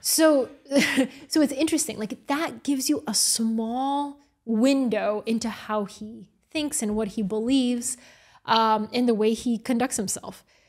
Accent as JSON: {"language": "English", "town": "Atlanta", "region": "Georgia", "country": "United States", "tie": "born or raised there", "also_born_or_lived": "Bulgaria", "moved": "yes", "lives_now": "New York, United States", "said": "I have the experience of being born in Bulgaria, growing up in Atlanta and then moving to New York"}